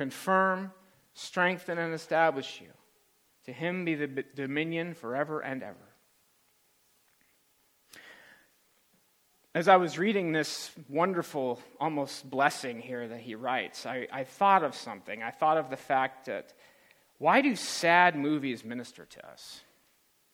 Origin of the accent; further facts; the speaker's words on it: California, United States; to California, where I was born.